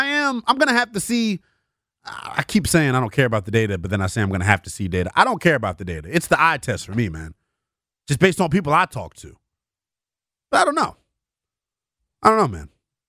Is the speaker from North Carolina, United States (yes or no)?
no; Maryland, United States; I'm from Maryland